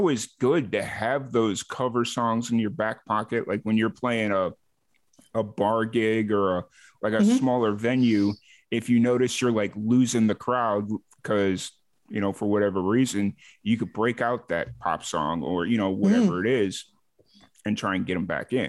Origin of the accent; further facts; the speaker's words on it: Chicago, Illinois, United States; accent: Chicago; moved away; I was born in Chicago. I had a hardcore Chicago accent, and it's been about, let's see, when I left Chicago in 2009, and now like my accent is just blended with this amalgamation of a whole bunch of different places I've lived.